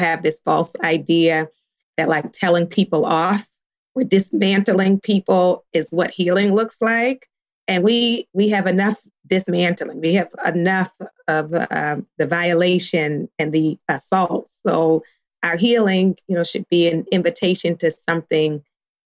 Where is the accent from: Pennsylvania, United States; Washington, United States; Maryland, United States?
Maryland, United States; Baltimore; now in California, United States; I grew up in Baltimore. In Baltimore, we didn't eat avocado.